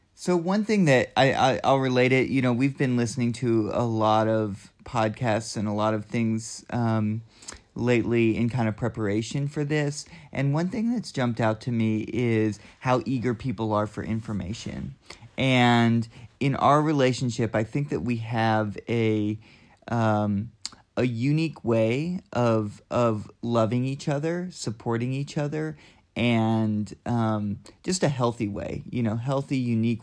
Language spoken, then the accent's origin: English; Southeastern Kentucky, United States; moved away as an adult; also born or lived in Boston / Oakland, California; now in Asheville, United States; I'm from Southeastern Kentucky, and I moved to Asheville in two thousand four and was here for, for college